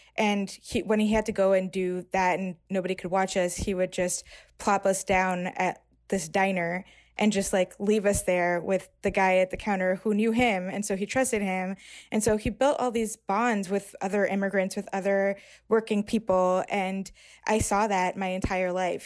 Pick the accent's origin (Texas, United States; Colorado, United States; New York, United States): New York, United States; I'm thirty-three, I grew up in New York